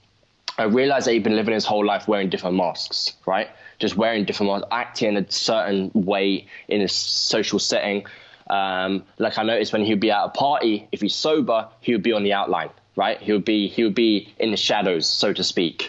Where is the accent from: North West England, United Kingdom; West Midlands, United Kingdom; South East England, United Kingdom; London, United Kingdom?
London, United Kingdom; I'm from London